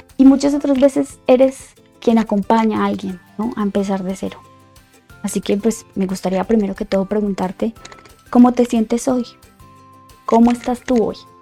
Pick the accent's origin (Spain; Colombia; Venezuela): Colombia; moved away as an adult; now in Mexico City, Mexico; soy colombiana de nacimiento, y Mexicana por Decisión